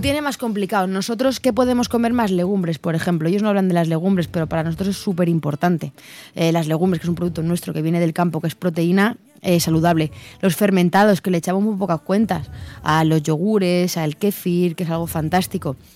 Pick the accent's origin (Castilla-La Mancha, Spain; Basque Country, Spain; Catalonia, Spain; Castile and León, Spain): Castilla-La Mancha, Spain; Belmonte; now in Madrid, Spain; Vivo en Madrid, pero soy de Cuenca. Soy de un pueblo que se llama Belmonte